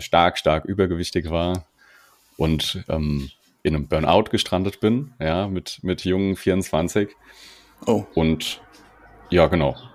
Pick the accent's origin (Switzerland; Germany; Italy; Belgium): Germany; Mainz area, Rhineland-Palatinate; accent: Hessian; moved away as an adult; now in Berlin, Germany; ich bin aus Berlin, äh, ursprünglich aus, aus dem Mainzer Raum. Man hört immer mal wieder meinen rein hessischen Dialekt